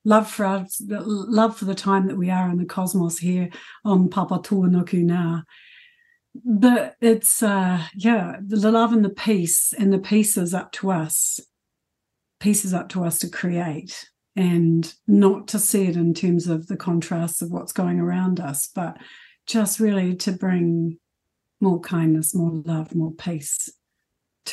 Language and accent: English; South Island, New Zealand; moved away as an adult; now in Auckland, New Zealand; Actually moving to Auckland from the South Island, because I've been in the South Island my whole life